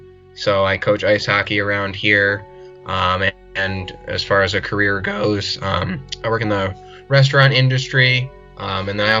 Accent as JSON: {"language": "English", "region": "Connecticut", "country": "United States", "said": "I'm from Connecticut. I'm kind of near Mohegan Sun and Foxwoods Casinos"}